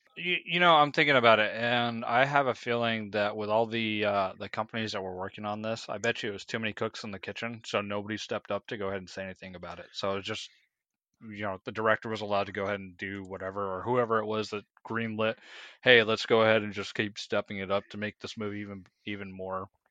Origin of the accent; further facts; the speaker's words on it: United States; as an American who's traveled a little bit, but only ever been technically outside of the country once